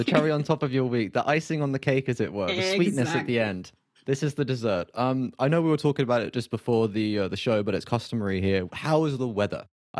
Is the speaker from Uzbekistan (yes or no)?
no; United Kingdom; I am British.